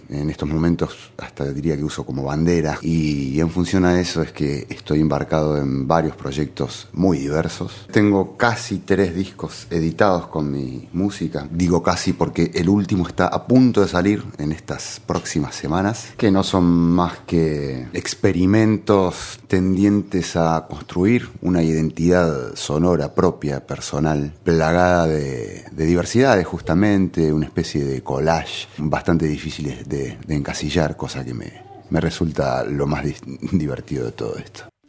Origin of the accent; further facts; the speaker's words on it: Ushuaia, Tierra del Fuego, Argentina; moved away as an adult; also born or lived in Córdoba, Argentina; nací hace 47 años en la ciudad de Córdoba, capital. Los primeros 20 años de mi vida los viví en la ciudad de Ushuaia